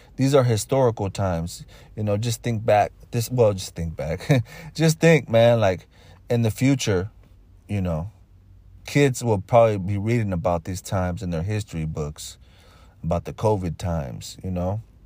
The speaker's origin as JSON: {"language": "English", "area": "Bay Area", "region": "California", "country": "United States", "said": "I'm from the Bay Area"}